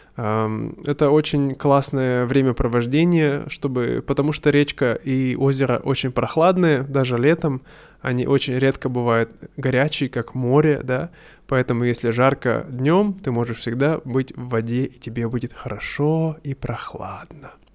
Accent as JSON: {"language": "Russian", "town": "Irkutsk", "region": "Irkutsk Oblast", "country": "Russia", "tie": "born or raised there", "said": "Иркутск, откуда я родом"}